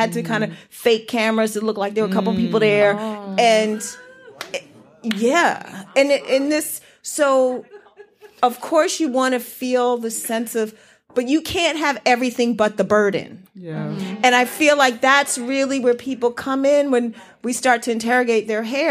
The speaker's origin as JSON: {"language": "English", "town": "Washington", "region": "District of Columbia", "country": "United States", "tie": "born or raised there", "said": "I grew up in DC"}